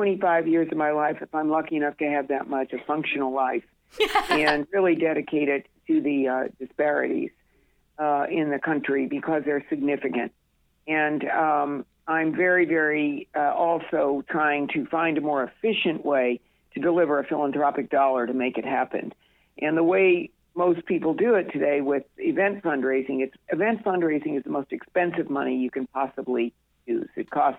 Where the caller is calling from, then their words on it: Newport, Rhode Island, United States; I'm calling in actually from Newport.